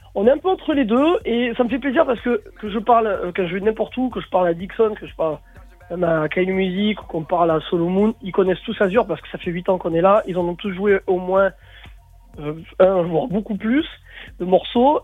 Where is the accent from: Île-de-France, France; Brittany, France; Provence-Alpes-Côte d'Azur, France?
Provence-Alpes-Côte d'Azur, France; Marseille; chez nous à Marseille